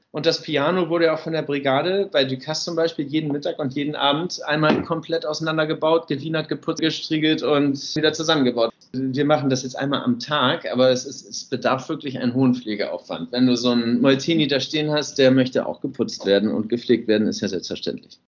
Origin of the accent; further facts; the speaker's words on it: Hamburg, Germany; moved away as an adult; now in Normandy, France; Meine Heimat ist Hamburg, da komme ich ja gebürtigerweise her